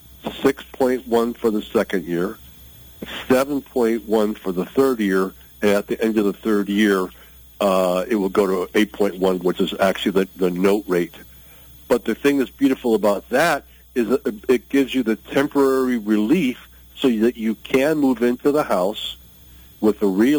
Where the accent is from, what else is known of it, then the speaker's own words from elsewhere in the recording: Michigan, United States; moved away; I grew up in Michigan